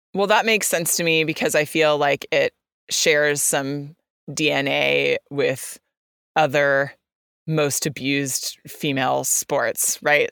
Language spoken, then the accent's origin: English; California, United States; coming from the U S and even coming from the state of California